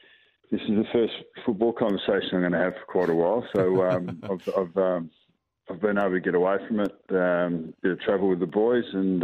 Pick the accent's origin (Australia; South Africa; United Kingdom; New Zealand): Australia; South Australia; born there; also born or lived in Northern Territory / Victoria; So I was born in South Australia. So I've always got to hail from South Australia. I've been a territory boy, but yeah, I've been in Victoria for 30 years. So whatever that is, I'm an Aussie.